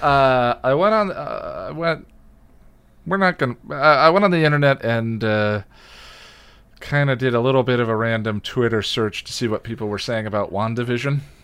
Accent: Boulder, Colorado, United States; born or raised there; also born or lived in Illinois

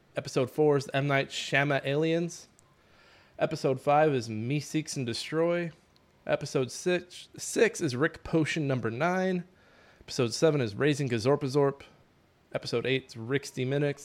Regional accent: Midwest, United States; We're from the Midwest

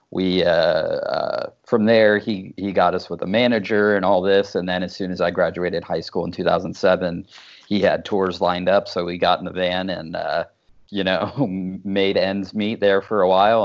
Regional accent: Dayton, Ohio, United States; also born or lived in Pittsburgh; I grew up outside Dayton, Ohio

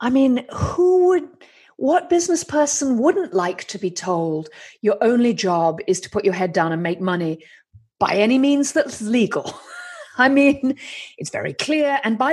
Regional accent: United Kingdom; I'm British and female

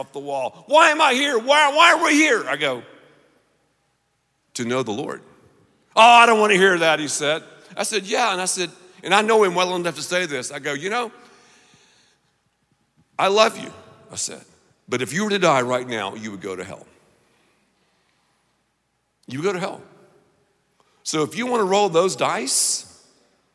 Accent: the South, United States; I'm from the South

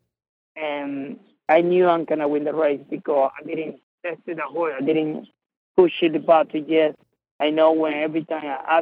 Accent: Venezuela; now in United States; I'm from Venezuela.

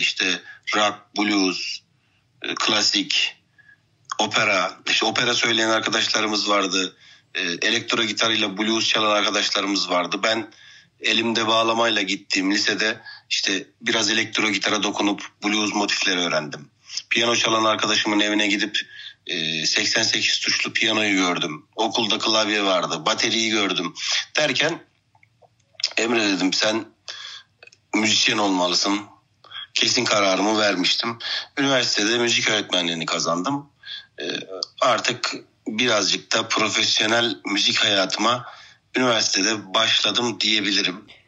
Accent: Antalya, Turkey; 1988 yılında Antalya'da dünyaya geldim.

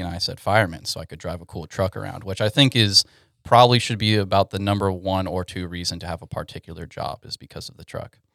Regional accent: Katy, Texas, United States; moved away as an adult; now in Dallas–Fort Worth, United States; I'm originally from Houston, Texas, Katy in particular

